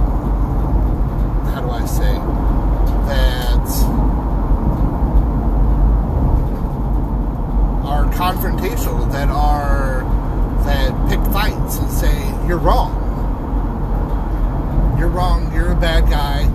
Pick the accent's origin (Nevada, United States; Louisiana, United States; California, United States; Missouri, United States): Missouri, United States; St. Louis; moved away; I'm from St. Louis